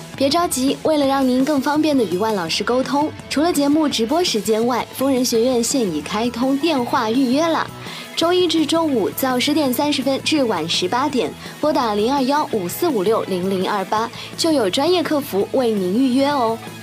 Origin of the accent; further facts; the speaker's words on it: Nanjing, Jiangsu, China; 我家是南京的